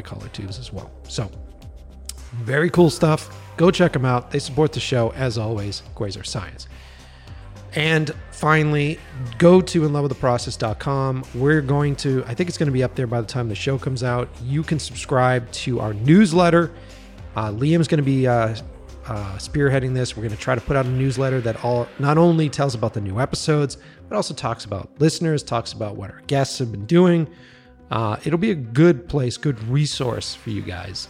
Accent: Boston, Massachusetts, United States; moved away as an adult; now in Los Angeles, United States; I'm from the East Coast, Boston

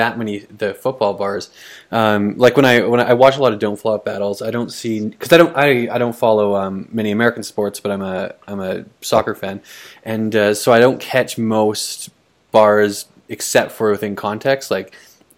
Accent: Canada; accent: Canadian; from my accent and being Canadian accent

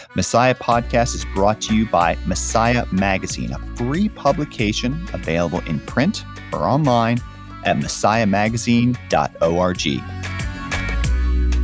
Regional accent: Atlanta, Georgia, United States; my hometown of Atlanta

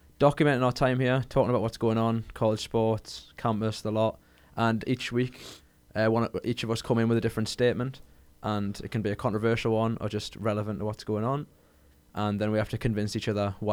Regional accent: Newcastle upon Tyne, North East England, United Kingdom; got myself from Newcastle upon Tyne.

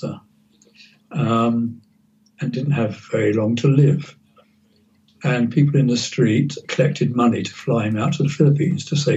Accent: London, United Kingdom; also born or lived in Wembley, London; I was born in Kingsbury and I've lived in Harleston and Wembley

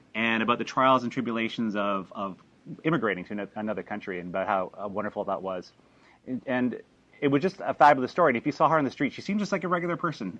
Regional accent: Canada; first language English; I'm originally from Canada. My first language is English

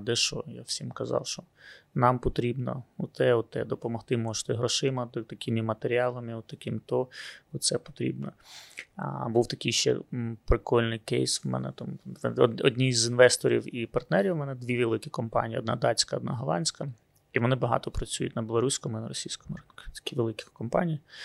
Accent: Luhansk, Luhansk Oblast, Ukraine; moved away; я сам з Луганська

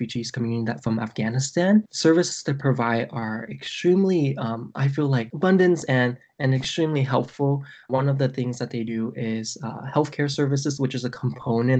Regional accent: San Jose, California, United States; also born or lived in Vietnam; I come from California and because I live in San Jose, we do have a lot of people of color here, majority, from Latin American countries and also the Vietnamese community, and there's also Chinese communities. So that's the community I was raised in.

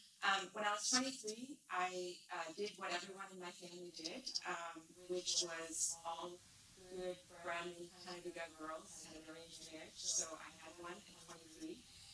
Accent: Jakarta, Indonesia; also born or lived in Mumbai, India / Tanzania / Abu Dhabi; So I was born in Bombay, and I lived there about 6 years, and then we moved to Tanzania in Africa. And from there, you know, life's journey brought me on to several other countries. Abu Dhabi, lived in Jakarta, which is where I grew up in Indonesia.

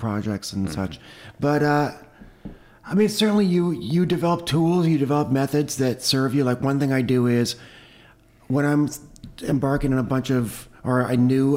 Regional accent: Toronto, Ontario, Canada; I grew up in Toronto in Canada, in the suburbs there.

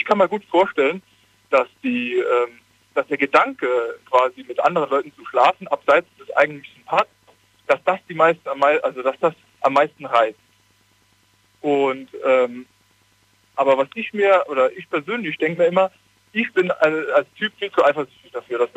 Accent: Saarland, Germany; Äh, ich komme eigentlich aus dem Saarland.

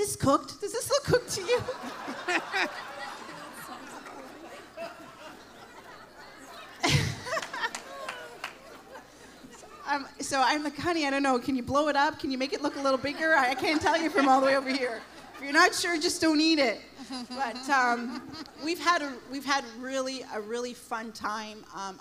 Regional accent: Toronto, Ontario, Canada; now in Windsor, Canada; We're not from Windsor. We're from Toronto.

